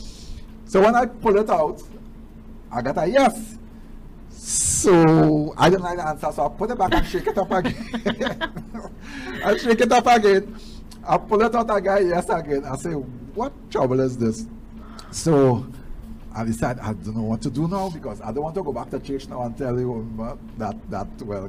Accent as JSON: {"language": "English", "town": "St. Augustine", "country": "Trinidad & Tobago", "tie": "born or raised there", "also_born_or_lived": "Arima, Trinidad and Tobago", "said": "We moved from Arima, where we were living. We came to live in St. Augustine, right on St. John Street there."}